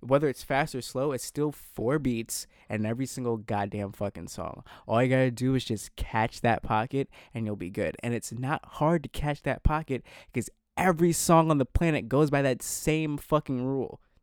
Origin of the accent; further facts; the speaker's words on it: East Coast, United States; growing up on the East Coast